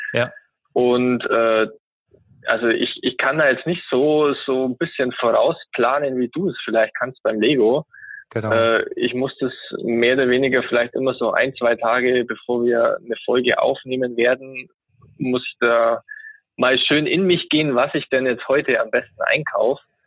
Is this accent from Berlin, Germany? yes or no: no; Augsburg, Bavaria, Germany; ich komme aus Augsburg, einer Bundesliga-Stadt